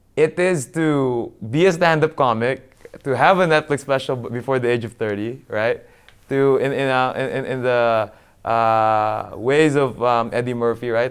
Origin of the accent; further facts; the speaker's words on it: Philippines; moved away; my hometown of Mandaluyong